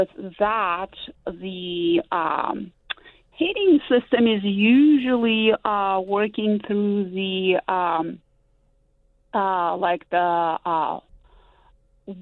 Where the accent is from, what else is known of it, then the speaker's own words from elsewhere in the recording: Izhevsk, Udmurtia, Russia; moved away as an adult; now in United States; I grew up in Russia and came as an adult to the United States.